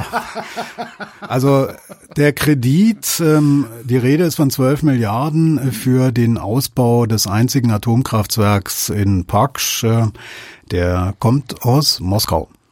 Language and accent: German; Germany; als Deutsche